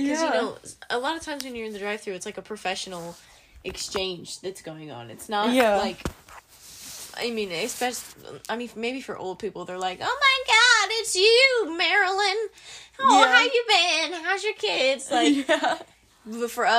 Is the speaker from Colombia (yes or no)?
no; United States; because, like, Americans, we're stupid, we don't know geology.